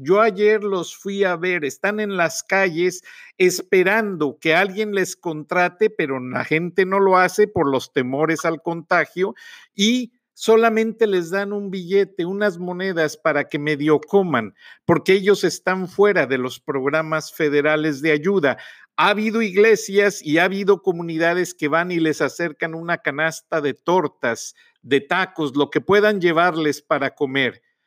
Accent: Mexico; somos mexicanos

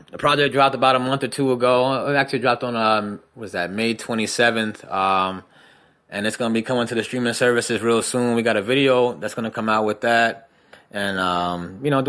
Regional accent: New Jersey, United States; I'm from Jersey

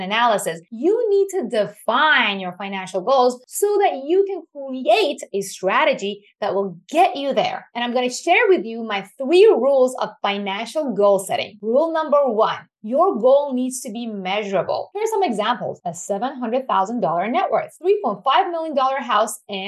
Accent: Iran; moved away; I was born and raised in Iran

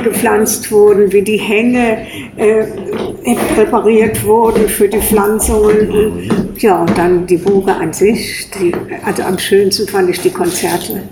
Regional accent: Brohl-Lützing, Rhineland-Palatinate, Germany; also born or lived in Kleve, North Rhine-Westphalia / Namedy; now in Koblenz, Germany; ich bin in Kleve am Niederrhein geboren. Ja. Und bin dann in Brohl am Rhein aufgewachsen

